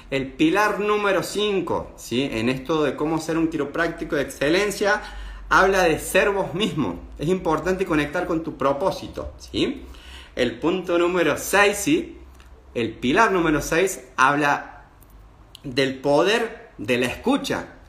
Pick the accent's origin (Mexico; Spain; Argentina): Argentina; para los que no me conocen, soy quiropráctico, soy de Argentina, hace más de 15 años que tengo mi práctica